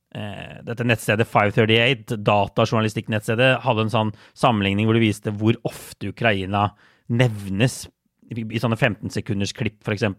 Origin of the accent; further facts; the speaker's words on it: Norway; moved away as an adult; now in New York, United States; hjemme i Norge